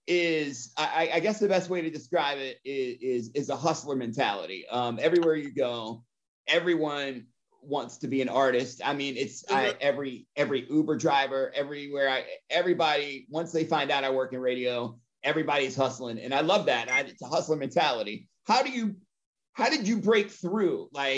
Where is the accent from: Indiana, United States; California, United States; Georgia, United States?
Georgia, United States; Atlanta; my hometown of Atlanta